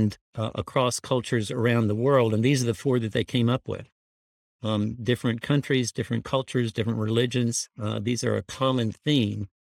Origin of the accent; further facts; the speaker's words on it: Houston, Texas, United States; I was raised in Houston, which was the hometown of Enron.